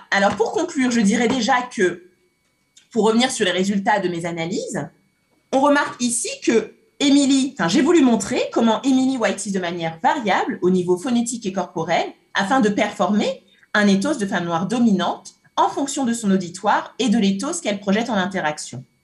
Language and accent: French; Cameroon; j'ai grandi au Cameroun, j'ai grandi au Cameroun. J'ai un peu du mal à, imiter, mais j'ai grandi au Cameroun.